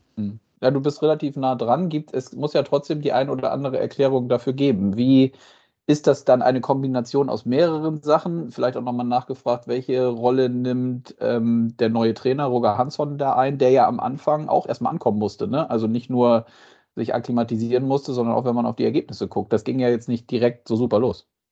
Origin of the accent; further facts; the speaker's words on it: Northern Germany, Germany; als gebürtiges Nordlicht